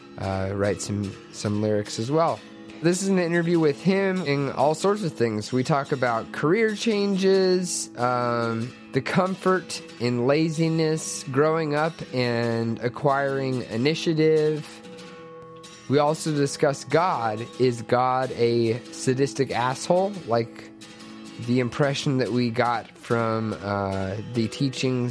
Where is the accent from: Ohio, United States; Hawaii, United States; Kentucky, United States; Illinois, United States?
Kentucky, United States; LaGrange; We were neighbors growing up in LaGrange, Kentucky, in Oldham County.